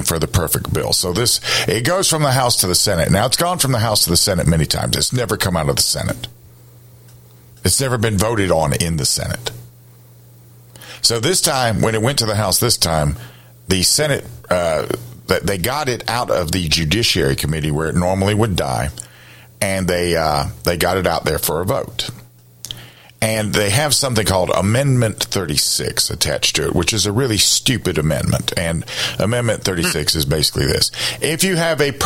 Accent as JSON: {"language": "English", "town": "Columbia", "region": "South Carolina", "country": "United States", "tie": "born or raised there", "said": "I grew up in Columbia."}